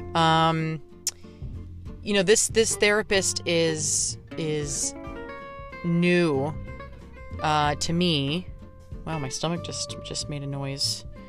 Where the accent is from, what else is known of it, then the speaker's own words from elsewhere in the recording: Pittsburgh, Pennsylvania, United States; my hometown of Pittsburgh